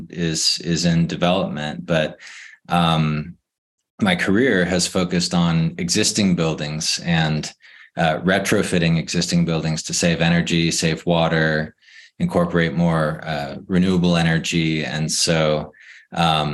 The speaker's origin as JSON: {"language": "English", "town": "San Diego", "region": "California", "country": "United States", "tie": "born or raised there", "said": "I grew up in San Diego"}